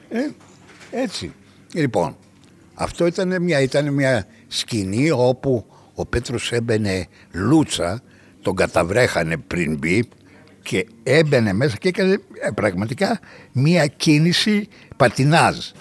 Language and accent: Greek; Greece; ως Έλληνες